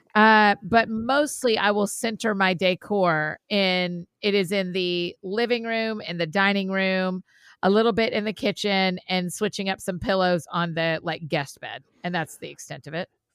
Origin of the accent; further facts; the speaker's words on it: United States; being American